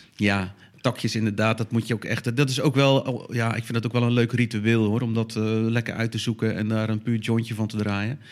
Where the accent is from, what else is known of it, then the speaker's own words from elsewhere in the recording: Dordrecht, South Holland, Netherlands; in Dordrecht, waar ik vandaan kom